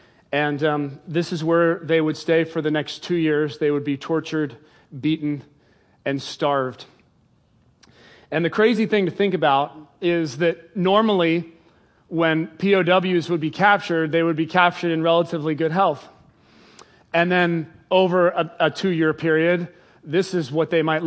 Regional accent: England, United Kingdom; I was born in England

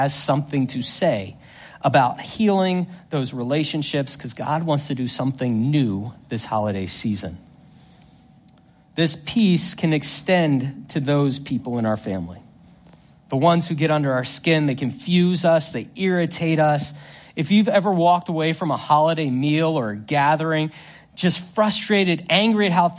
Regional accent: Northern Virginia, United States; I grew up in Northern Virginia

